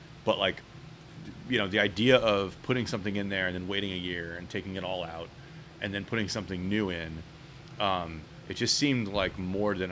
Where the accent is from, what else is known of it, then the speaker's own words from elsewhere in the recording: Philadelphia, Pennsylvania, United States; growing up in Philadelphia, big beer city